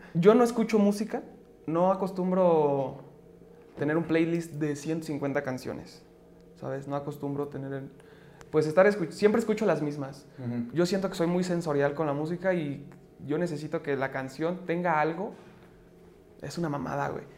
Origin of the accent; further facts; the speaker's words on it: Mexico City, Mexico; soy de la Ciudad de México, artista emergente